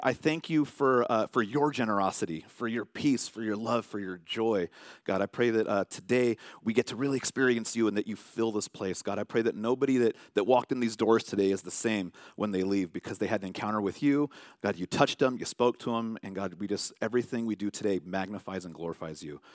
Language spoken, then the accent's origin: English; California, United States; I'm from California